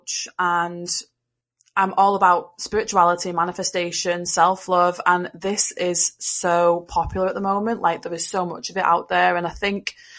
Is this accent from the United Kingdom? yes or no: yes; Liverpool, North West England, United Kingdom; now in Wigan, United Kingdom; I am from England and I live in the northwest of England. I was born in Liverpool and now I live in a place called Wigan.